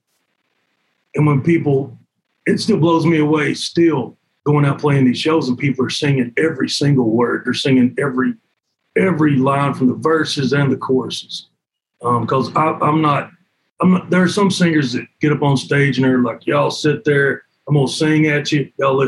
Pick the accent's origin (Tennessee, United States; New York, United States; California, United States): Tennessee, United States; Cumberland Gap; also born or lived in Knoxville, Tennessee; grew up just north of there, a place called Cumberland Gap.